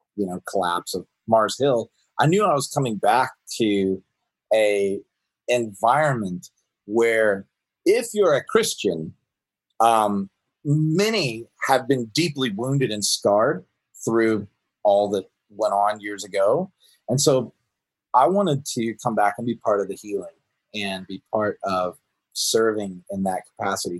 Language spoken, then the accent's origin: English; Woodstock, Georgia, United States; moved away as an adult; now in Seattle, United States; I was born and raised in Woodstock, Georgia.